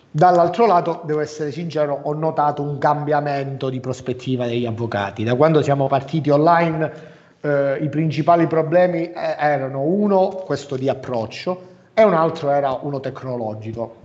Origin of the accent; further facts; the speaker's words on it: Cosenza, Calabria, Italy; io sono originario calabrese di Cosenza, quindi di una città piccola